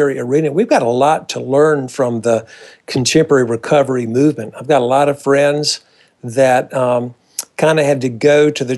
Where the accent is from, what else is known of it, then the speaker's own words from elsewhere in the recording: North Carolina, United States; a fun guy down in North Carolina, my home state. And I was converted at a Billy Graham movie as a senior in high school in 1968, having been raised in a church in North Carolina